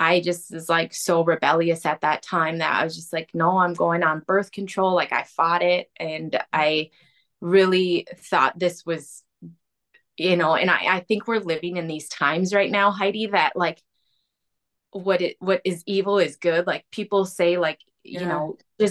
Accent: Arden Hills, Minnesota, United States; also born or lived in Duluth, Minnesota; So I was raised in Arden Hills. I went to the Moundsview Public Schools, kind of raised right in the cities.

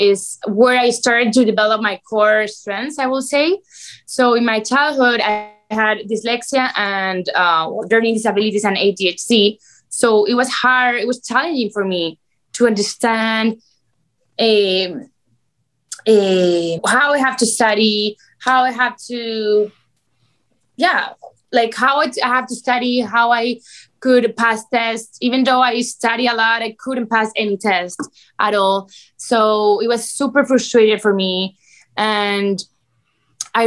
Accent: Spain; moved away as an adult; now in Miami, United States; I'm from Spain. I've been here in Miami already 5 years.

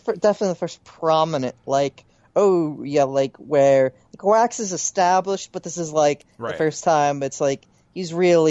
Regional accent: Philadelphia, Pennsylvania, United States; accent: Philadelphia; My Philadelphia accent is somewhere in between full and, like, you can hear it, but it's not.

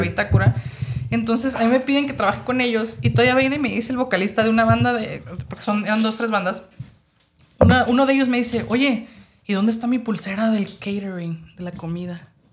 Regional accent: Mexico; also born or lived in Tijuana; yo que soy mexicana, a veces los mexicanos tenemos una mentalidad

